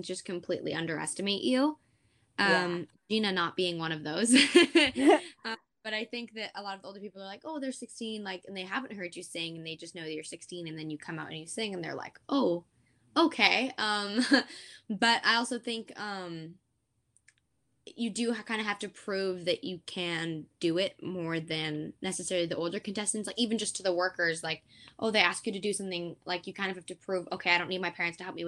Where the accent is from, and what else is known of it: Canada; born or raised there; also born or lived in Portsmouth, England